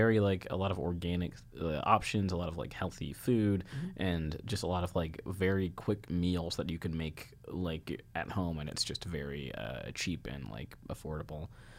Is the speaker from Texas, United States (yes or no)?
yes; San Antonio, Texas, United States; also born or lived in Brooklyn, New York; now in New York, United States; I'm from San Antonio, Texas.